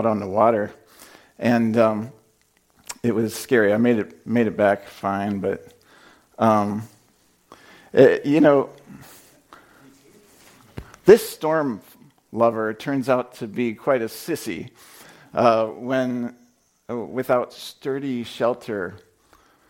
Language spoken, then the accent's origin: English; Indiana, United States; I'm from Indiana. We have tornadoes there